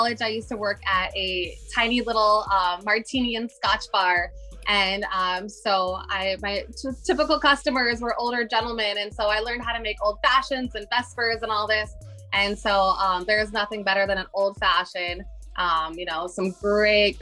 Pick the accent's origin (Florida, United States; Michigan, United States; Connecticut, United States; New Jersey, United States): Michigan, United States; moved away as an adult; also born or lived in Pennsylvania / Hawaii; now in Maui, United States; I'm from Michigan, actually. So I was born in Michigan and moved to Pennsylvania